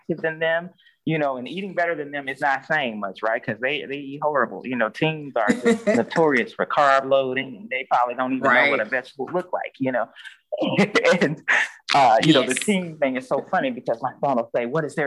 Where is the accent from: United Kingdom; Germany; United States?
United States; Mississippi; we're both from Mississippi